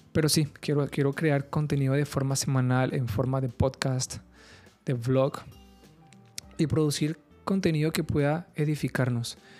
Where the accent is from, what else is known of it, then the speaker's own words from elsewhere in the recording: Carmen de Bolívar, Bolívar, Colombia; moved away as an adult; also born or lived in Bogotá; now in Cartagena, Colombia; yo nací en Bogotá, eh, me crié en un pueblo que se llama Carmen de Bolívar